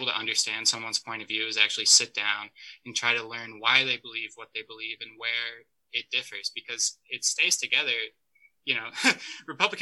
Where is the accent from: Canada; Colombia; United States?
United States; Monticello, Illinois; now in Champaign, United States; grow up in Monticello